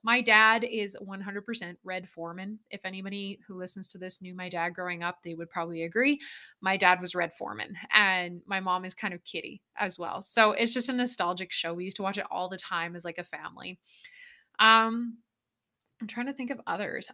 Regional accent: Alberta, Canada; Growing up in Alberta where I grew up with cows and horses and farming and ranching

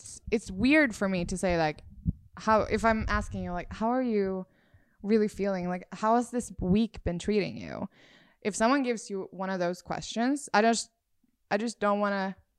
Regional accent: Sweden; now in United States; Because when I moved to the US, I moved here 2 years ago from Sweden.

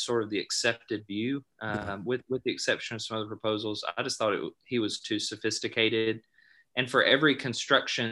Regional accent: Alabama, United States; I grew up in Alabama

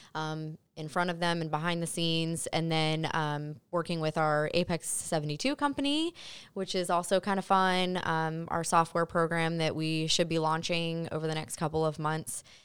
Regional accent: Mason, Ohio, United States; I'm from Mason, born and raised, so I'm very familiar with the area

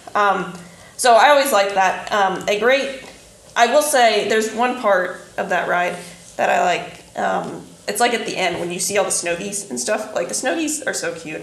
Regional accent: southeastern Indiana, United States; I'm from like southeastern Indiana

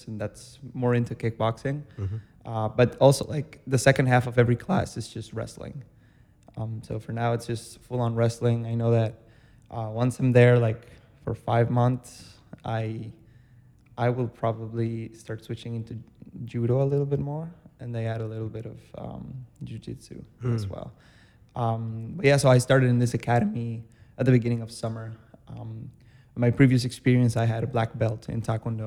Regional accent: Costa Rica; now in Chicago, United States; I was born in Costa Rica

